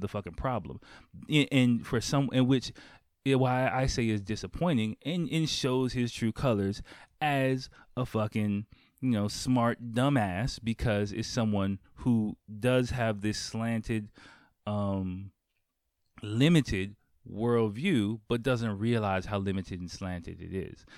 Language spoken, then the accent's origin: English; United States; moved away as an adult; now in Japan; I grew up in Chocolate City